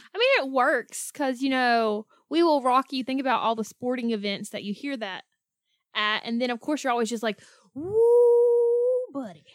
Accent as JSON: {"language": "English", "region": "the South", "country": "United States", "tie": "born or raised there", "said": "Growing up in the South"}